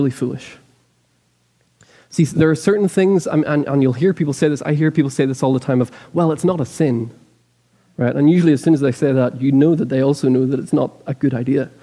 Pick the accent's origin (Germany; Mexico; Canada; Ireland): Ireland; now in Lexington, United States; I'm Irish